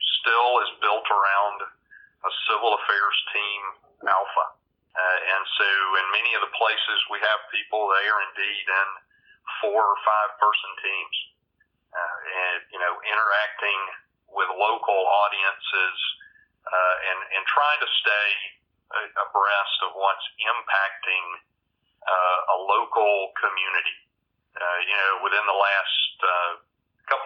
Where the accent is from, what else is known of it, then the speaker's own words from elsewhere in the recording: just outside of Birmingham, Alabama, United States; also born or lived in Lubbock, Texas; now in North Carolina, United States; I grew up in, I grew up in Alabama, just outside of Birmingham